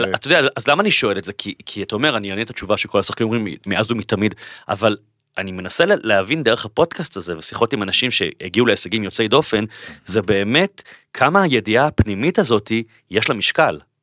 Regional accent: Bat Yam, Tel Aviv District, Israel; נולדתי בבת ים, הורים גרושים, אימא חד-הורית, בקושי כסף בבית

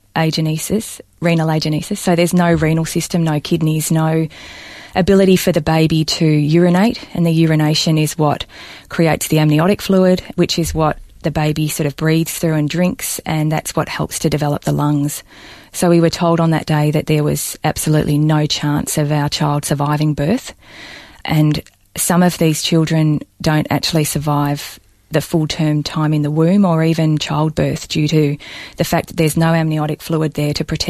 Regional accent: Balnarring, Victoria, Australia; born or raised there

